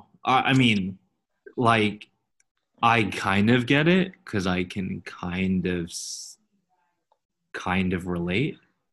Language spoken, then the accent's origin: English; Fremont, California, United States; growing up in Fremont, like, Indian people are tight.